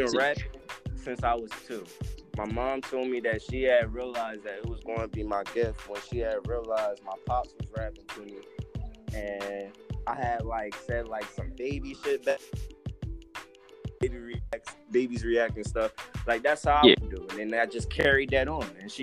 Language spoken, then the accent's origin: English; Camden, New Jersey, United States; now in Ramsey County; I'm from Camden, New Jersey. Currently reside in Ramsey County right now